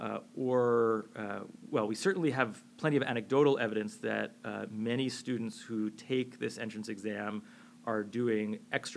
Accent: New York, United States; moved away as an adult; now in Boston, United States; I'm a New Yorker born and bred

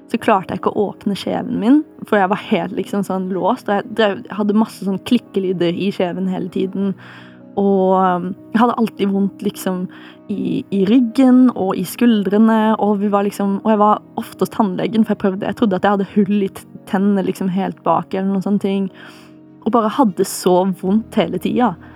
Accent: Farsund, Agder, Norway; Kommer opprinnelig fra Jeg vil si at jeg kommer fra Farsund, kanskje.

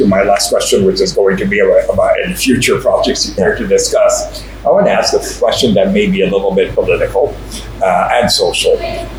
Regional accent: California, United States; I come from California.

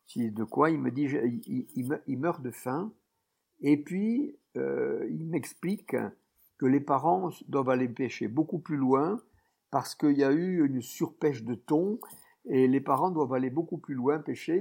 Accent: Tarn, Occitania, France; je suis né dans le Tarn, c'est un département euh, qui est dans le secteur de Toulouse

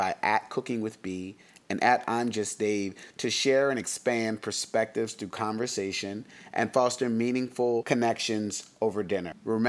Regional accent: Delaware, United States; I'm from Delaware

